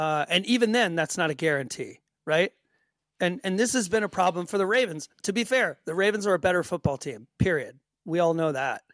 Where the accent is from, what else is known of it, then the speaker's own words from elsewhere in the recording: Marietta, Georgia, United States; moved away as an adult; now in Sweden; where I was born in Marietta